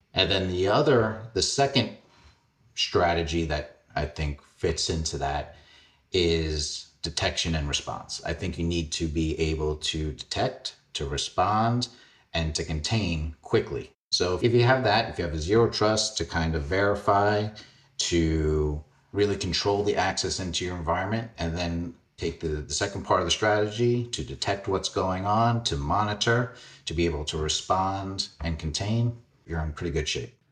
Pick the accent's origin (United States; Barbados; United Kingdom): United States; New York City, New York; I grew up in Fresh Meadows, Queens.